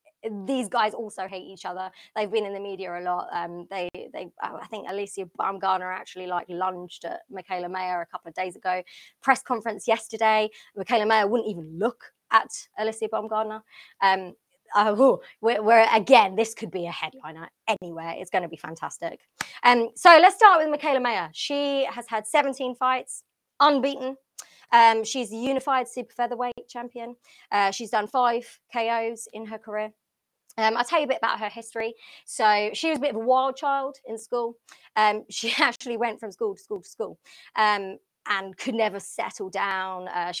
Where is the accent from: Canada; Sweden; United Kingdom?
United Kingdom; London; And obviously, I'm from London. I'm from the UK.